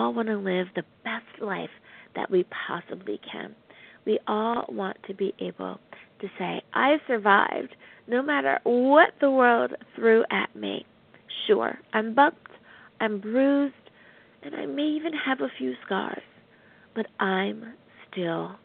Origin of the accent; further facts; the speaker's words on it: United States; the good old U.S. of A., my home country